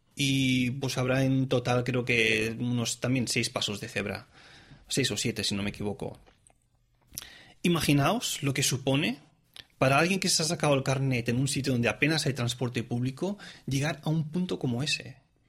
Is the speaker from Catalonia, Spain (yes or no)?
yes; Tarragona, Catalonia, Spain; moved away as an adult; also born or lived in Reus; now in Zurich, Switzerland; soy oriundo eh, de, de, la comunidad autónoma de Cataluña, es decir, soy catalán, nací en, en, Reus, pero digamos que soy de Tarragona